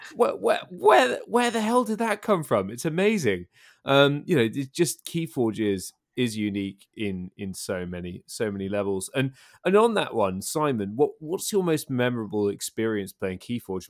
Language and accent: English; United Kingdom; I'm British